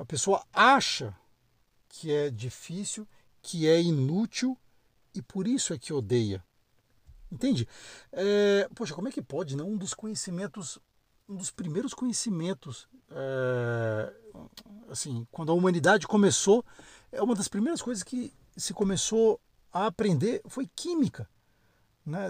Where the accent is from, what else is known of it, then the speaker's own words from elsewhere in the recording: Brasília, Federal District, Brazil; moved away as an adult; also born or lived in São Paulo; Eu sou de Brasília, né, brasiliense, nascido e criado